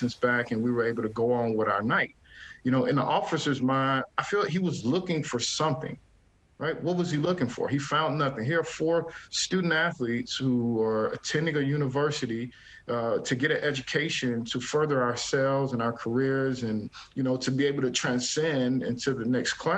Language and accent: English; Atlanta, Georgia, United States; moved away; I'm from Atlanta, Georgia. Actually went to the same high school as Martin Luther King